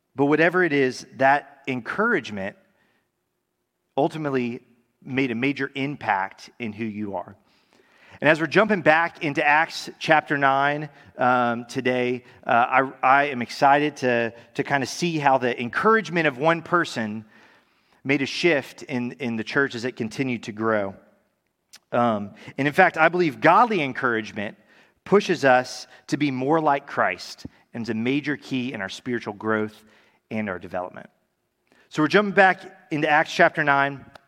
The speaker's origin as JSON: {"language": "English", "town": "Tallahassee", "region": "Florida", "country": "United States", "tie": "born or raised there", "also_born_or_lived": "California", "said": "I'm from Tallahassee, grew up here"}